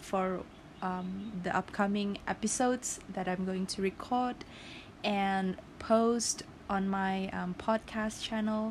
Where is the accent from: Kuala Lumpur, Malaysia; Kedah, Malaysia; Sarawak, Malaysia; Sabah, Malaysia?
Sabah, Malaysia; Sipitang; also born or lived in Tenom, Sabah, Malaysia; I am born and raised in Sipitang, and I have two hometown.